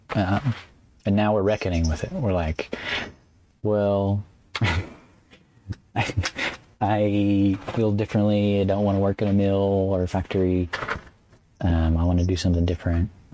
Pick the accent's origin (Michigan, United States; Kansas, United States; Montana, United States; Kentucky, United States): Kentucky, United States; central; moved away as an adult; now in North Carolina, United States